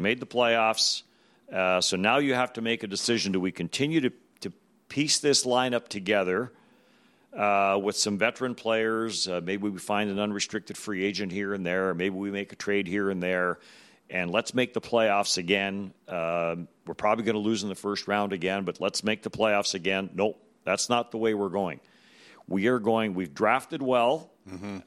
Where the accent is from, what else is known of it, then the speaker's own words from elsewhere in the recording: Manitoba, Canada; moved away as an adult; growing up in Manitoba when the, when the W H A started here